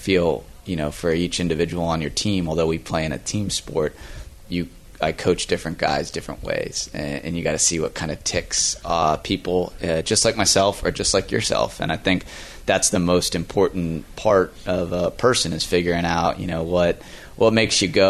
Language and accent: English; Virginia, United States; now in Florida, United States; Growing up in Virginia